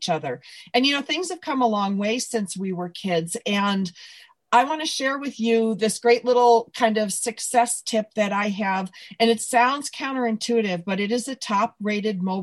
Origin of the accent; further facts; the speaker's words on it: Buffalo, New York, United States; moved away as an adult; also born or lived in Evanston, Illinois; now in California, United States; when Tom Hanks asked me where I was from, I'm like, Buffalo?